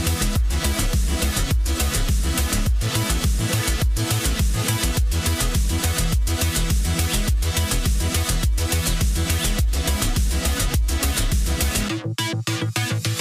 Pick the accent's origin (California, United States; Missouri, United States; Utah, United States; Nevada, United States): Utah, United States; We're from Utah, for those of you that don't know. We live in Utah.